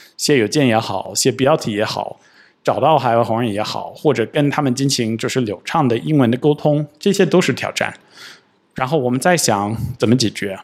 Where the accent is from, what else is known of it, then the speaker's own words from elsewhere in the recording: United States; Chinese is a second language; now in China; 我跟Sophia， 我们都是美国人，我们生活在中国